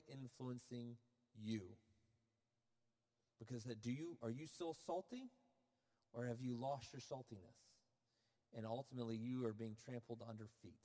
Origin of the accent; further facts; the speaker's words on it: Florida, United States; I'm from Florida